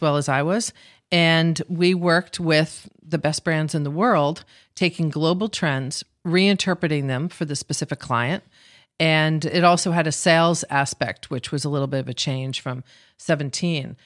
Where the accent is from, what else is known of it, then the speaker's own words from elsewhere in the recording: Scarsdale, New York, United States; We grew up in Scarsdale, New York, and it was, it was just a very great time to grow up in the sixties